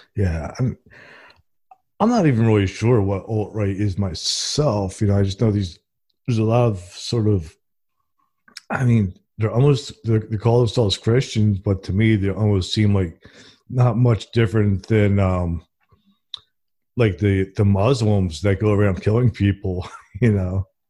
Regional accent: New Jersey, United States; now in Alabama, United States; I'm originally from New Jersey, and I moved here to Alabama in the Bible Belt

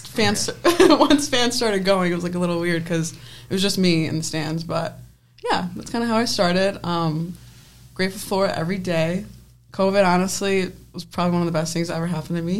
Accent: Penfield, New York, United States; I'm from Penfield, New York

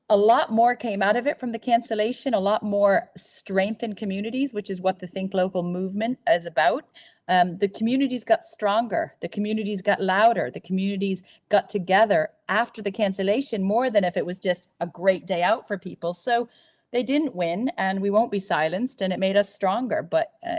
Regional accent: United States; now in Ireland; I'm from America

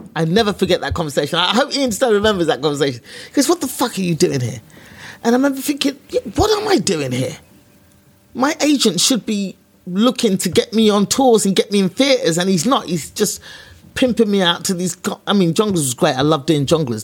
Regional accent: London, United Kingdom; I was a black girl from East London

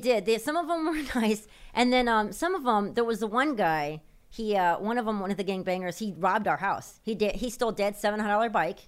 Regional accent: Chicago, Illinois, United States; it was the south side of Chicago by Midway Airport

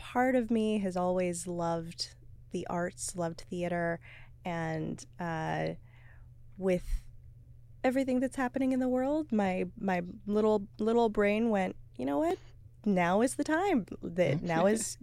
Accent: San Gabriel Valley, Los Angeles area, California, United States; moved away as an adult; now in Seattle, United States; I am from the Los Angeles area, San Gabriel mm-hmm. Valley

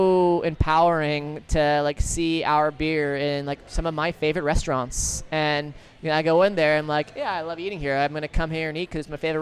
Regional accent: Fresno, California, United States; now in San Francisco, United States; I grew up in Fresno

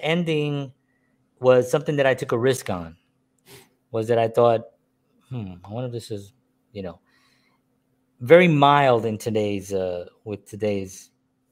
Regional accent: New York City, New York, United States; a Puerto Rican man born and raised in the South Bronx

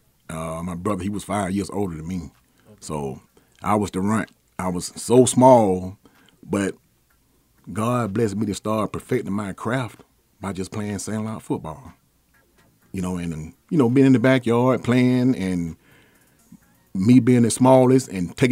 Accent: Athens, Georgia, United States; moved away; growing up in Athens, we were all family

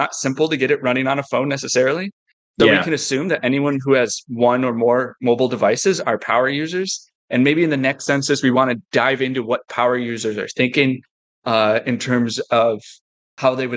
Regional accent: United States; as an American

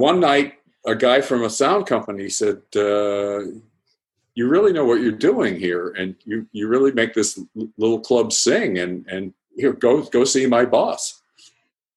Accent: outside of Boston, Massachusetts, United States; now in Thousand Oaks, United States; I grew up outside of Boston in a sleepy little suburb

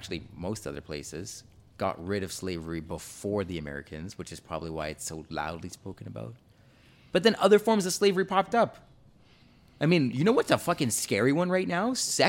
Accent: Jamaica; I'm Jamaican, okay. I have slavery ancestry too.

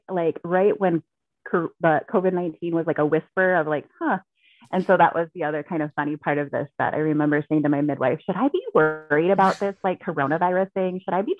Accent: Alaska, United States; Thank you. I'm sweating. It's LA and I'm from Alaska.

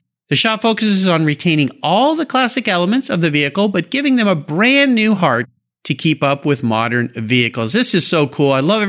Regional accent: San Diego, California, United States; now in Pacific Northwest, United States; I'm calling into San Marcos, which is just North County, San Diego, where I grew up in San Diego.

